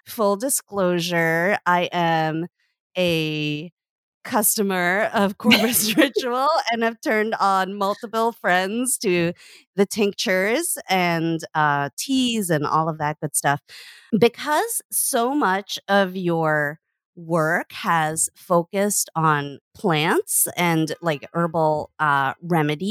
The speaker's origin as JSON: {"language": "English", "country": "Canada", "tie": "born or raised there", "said": "I grew up in Canada"}